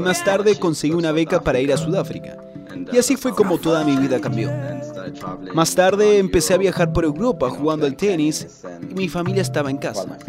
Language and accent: Spanish; Burundi; now in United States; soy de Burundi